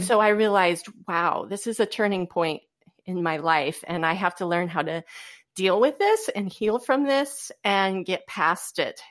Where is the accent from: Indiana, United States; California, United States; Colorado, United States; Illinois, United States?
Indiana, United States; Goshen; moved away as an adult; now in Fort Wayne, United States; I am from originally the Goshen, Indiana area